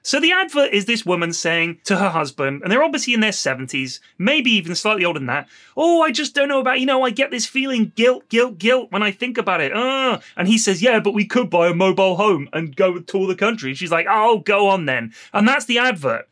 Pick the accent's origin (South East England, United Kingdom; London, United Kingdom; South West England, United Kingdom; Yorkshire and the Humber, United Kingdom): South West England, United Kingdom; Bournemouth; I grew up in Bournemouth, and the beach there is lovely